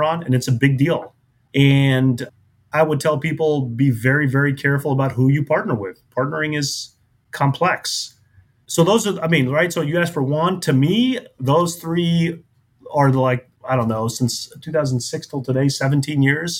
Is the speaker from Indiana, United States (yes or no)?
yes; Indianapolis, Indiana, United States; also born or lived in Cincinnati, Ohio; now in Tampa, United States; I grew up in Indianapolis, which is a great city, but it's a Midwestern town. Moved to Cincinnati. And then from Cincinnati, moved to Tampa, Florida.